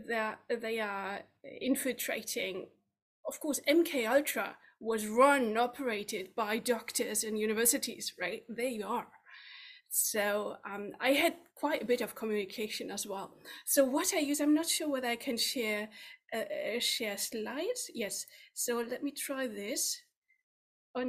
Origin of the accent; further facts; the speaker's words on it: Germany; moved away as an adult; now in United Kingdom; My home country is Germany, where I worked from central bank to investment bank in the headquarters in Frankfurt